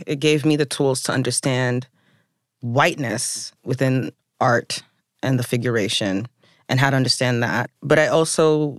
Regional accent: the South, United States; I was also from the South.

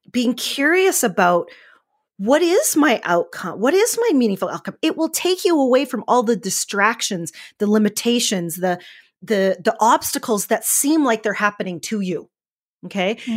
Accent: Northern Alberta, Canada; I'm from Northern Alberta, Canada, so we have a lot of wheat fields

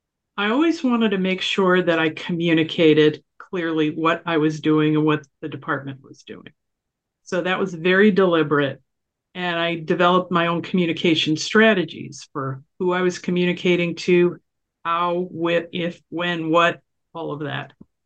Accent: New York, United States; I grew up in New York, so maybe I've been tough anyway.

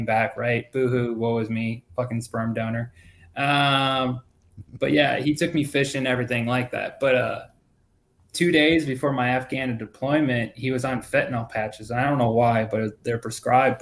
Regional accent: Rockford, Illinois, United States; also born or lived in Daytona Beach, Florida; So I was born in Daytona Beach, Florida, and I was raised by like a single parent. And then we moved to Rockford, Illinois, and that's where I enlisted

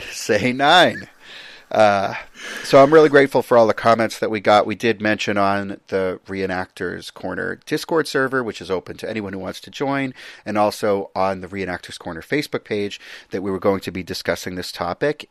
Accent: United States; me as an American

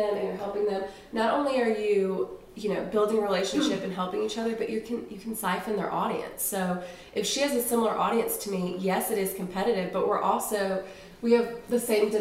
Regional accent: outside of St. Louis, Missouri, United States; now in Nashville, United States; So I grew up outside of St. Louis in a small farm town, very small town

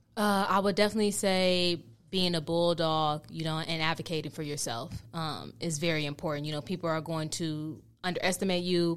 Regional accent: Oakland, California, United States; born and raised in Oakland, California, uh, to you know, in a, in a Nigerian f- household.

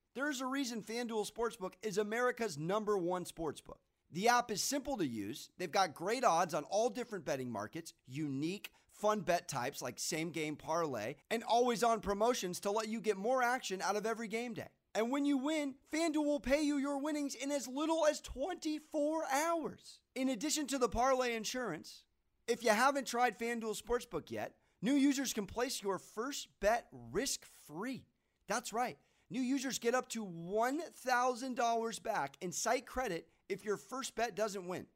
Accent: United States; I'm American

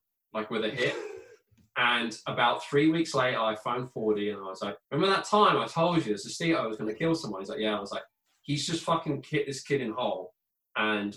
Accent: Bracknell, South East England, United Kingdom; moved away as an adult; also born or lived in Sheffield; I want to go back home. Home is Bracknell to me.

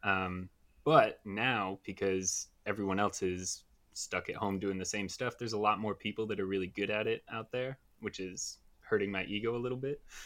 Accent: United States; I'm American

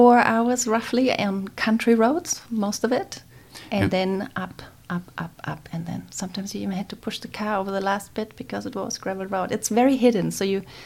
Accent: Neubiberg, Bavaria, Germany; English is a second language; moved away as an adult; also born or lived in Munich, Germany; now in New Zealand; the first 2 years I was in the middle of Munich, and then my parents decided to go into a suburb that's just a few, like 10 kilometers out of Munich.

